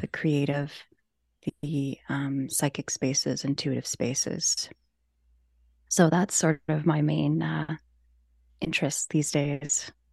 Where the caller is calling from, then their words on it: Ontario, Canada; I am calling in from Ontario, Canada.